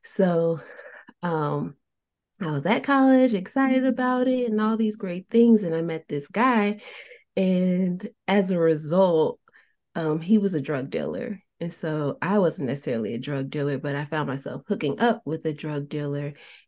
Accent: New Jersey, United States; I was born and raised in New Jersey and grew up in different environments.

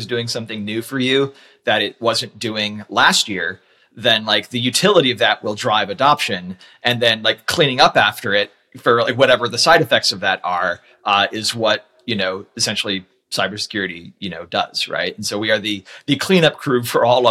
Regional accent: United States

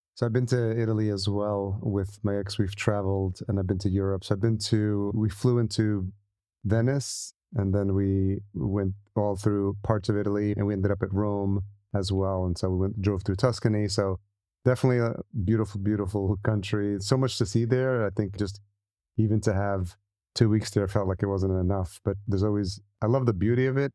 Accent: El Salvador; I'm Salvadorian, so I'm very familiar with the Latino culture

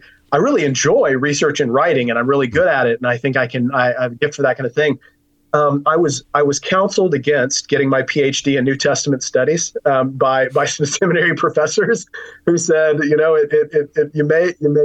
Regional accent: Richardson, Texas, United States; I was raised in Fellowship Bible Church in Richardson, Texas

